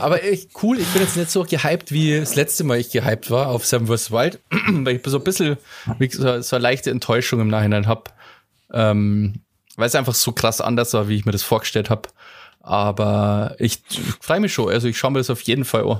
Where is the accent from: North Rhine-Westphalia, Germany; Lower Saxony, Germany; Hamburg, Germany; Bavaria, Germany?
Bavaria, Germany